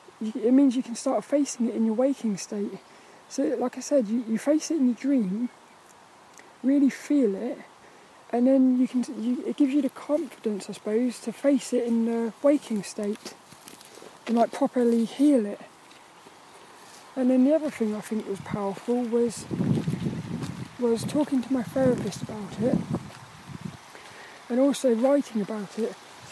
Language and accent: English; Birmingham, West Midlands, United Kingdom; Oh, Brommy. I'm from Birmingham. I'm from Birmingham. Birmingham.